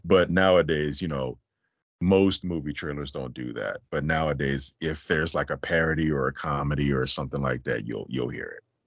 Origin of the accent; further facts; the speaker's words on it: Las Vegas, Nevada, United States; I'm originally from Vegas